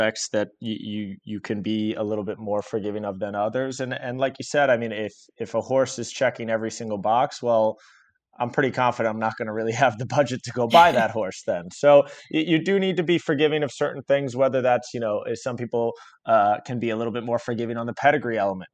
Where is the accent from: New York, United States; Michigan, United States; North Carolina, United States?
New York, United States; Long Island; I grew up on Long Island